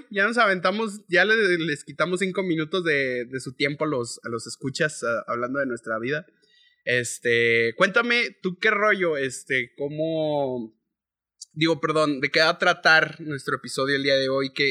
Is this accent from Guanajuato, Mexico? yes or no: yes; León, Guanajuato, Mexico; yo soy de la ciudad de León, Guanajuato, en donde tenemos un acento eh, relativamente parecido al de los chilangos.